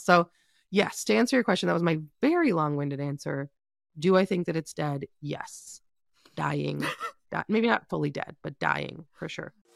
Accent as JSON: {"language": "English", "country": "Canada", "said": "being Canadian"}